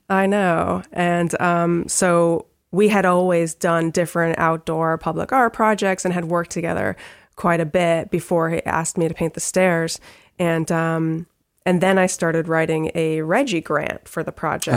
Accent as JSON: {"language": "English", "town": "Trumbull", "region": "Connecticut", "country": "United States", "tie": "born or raised there", "also_born_or_lived": "Providence / Stamford / Greenwich", "lives_now": "Bridgeport, United States", "said": "I was born in Bridgeport. I grew up in Trumbull"}